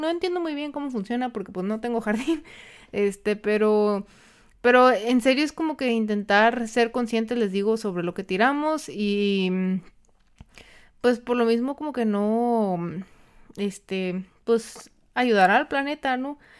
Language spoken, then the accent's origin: Spanish; Mexico; nosotros como el mexicano, para, los que son de México